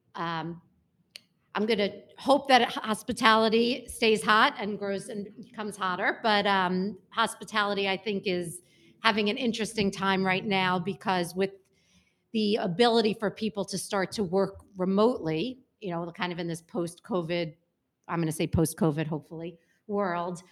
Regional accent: New York City, New York, United States; I grew up in Brooklyn, and not bougie Brooklyn

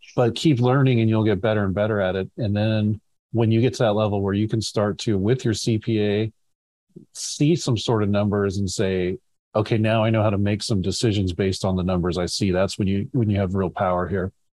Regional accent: California, United States; I'm a Californian at heart

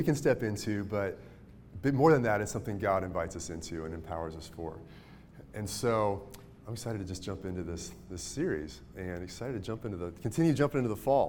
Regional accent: Mayetta, Kansas, United States; I'm from Mayetta, Kansas, even really small

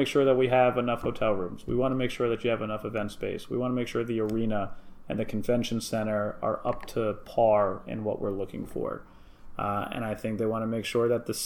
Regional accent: Milwaukee, Wisconsin, United States; I'm from Milwaukee

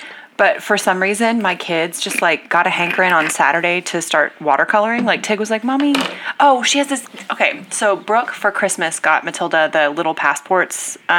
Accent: Texas, United States; I am personally from Texas.

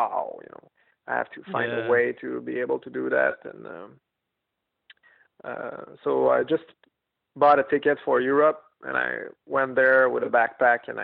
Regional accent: Quebec, Canada; also born or lived in New York; I was in Quebec and, that kind of school is pretty expensive and being a Canadian is kind of tricky

